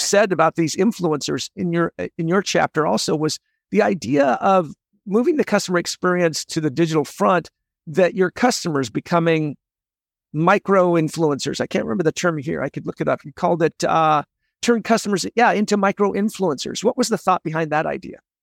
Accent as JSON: {"language": "English", "town": "Olympia", "region": "Washington", "country": "United States", "also_born_or_lived": "San Diego", "moved": "yes", "lives_now": "San Jose, United States", "said": "I'm from Olympia, Washington"}